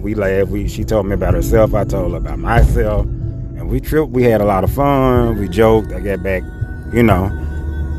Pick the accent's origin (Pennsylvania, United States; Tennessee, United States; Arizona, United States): Tennessee, United States; Memphis; I'm from Memphis as well